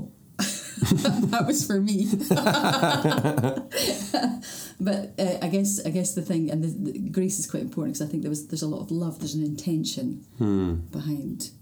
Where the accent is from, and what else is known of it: Orkney, Scotland, United Kingdom; born or raised there